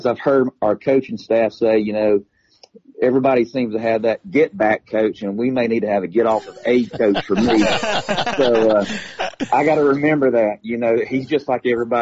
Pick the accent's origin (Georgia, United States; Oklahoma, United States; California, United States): Georgia, United States; Stephens County; in high school back at Stevens County